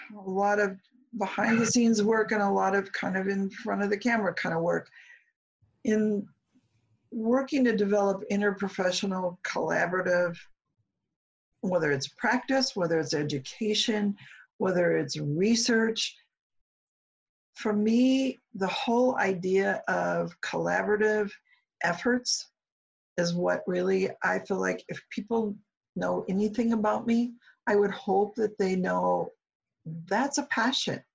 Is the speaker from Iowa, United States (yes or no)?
no; Omaha, Nebraska, United States; moved away; Omaha's home for me